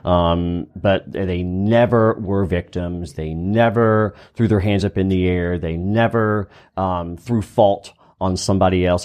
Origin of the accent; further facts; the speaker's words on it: Easley, South Carolina, United States; growing up in Easley, South Carolina